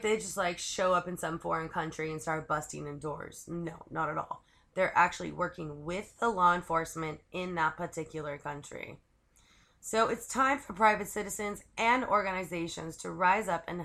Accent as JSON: {"language": "English", "region": "California", "country": "United States", "said": "I'm from California"}